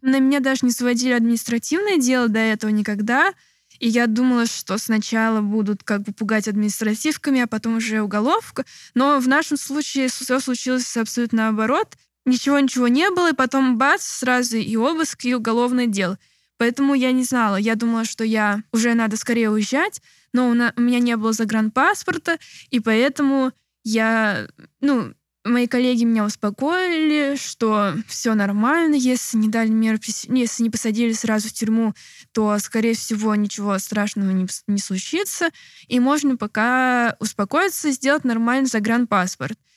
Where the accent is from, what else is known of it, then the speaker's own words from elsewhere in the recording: Moscow, Russia; moved away as an adult; also born or lived in Novosibirsk; now in Georgia; Я вообще из Москвы